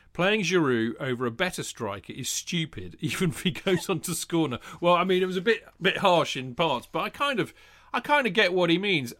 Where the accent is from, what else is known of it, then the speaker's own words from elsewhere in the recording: Winchester, South East England, United Kingdom; also born or lived in London; growing up in Hampshire, in, in Winchester